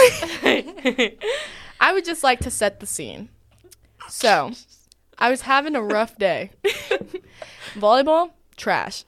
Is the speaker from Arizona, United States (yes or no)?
yes; Arizona, United States; moved away as an adult; now in Georgia, United States; I'm actually from Arizona